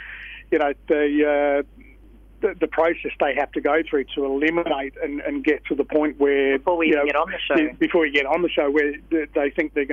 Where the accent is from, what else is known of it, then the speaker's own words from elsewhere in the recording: Kalamunda, Western Australia, Australia; I'm a Hills boy. So, up around sort of Kalamunda way